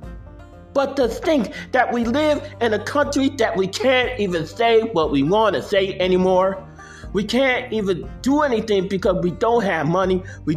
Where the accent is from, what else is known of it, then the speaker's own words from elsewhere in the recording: United States; as an American citizen